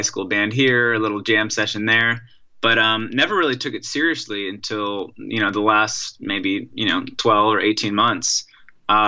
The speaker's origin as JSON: {"language": "English", "town": "Silver Spring", "region": "Maryland", "country": "United States", "tie": "born or raised there", "moved": "as an adult", "said": "I grew up in Silver Spring, Maryland"}